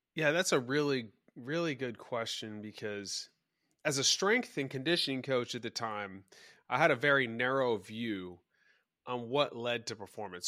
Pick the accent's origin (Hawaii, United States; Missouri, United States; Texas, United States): Texas, United States; Dallas; I grew up in Dallas